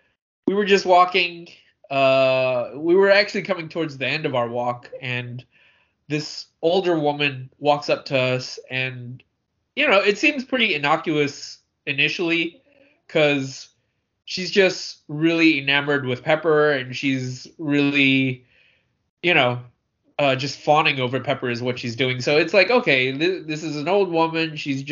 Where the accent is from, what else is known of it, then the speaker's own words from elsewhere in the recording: Hong Kong; born there; well, I was born in Hong Kong, and that's kind of where I stop my part of the conversation.